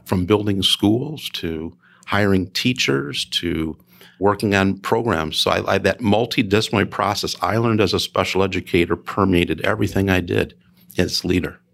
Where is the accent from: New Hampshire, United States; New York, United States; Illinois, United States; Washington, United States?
Illinois, United States; Chicago Heights; moved away; I grew up in a south suburb of Chicago, Chicago Heights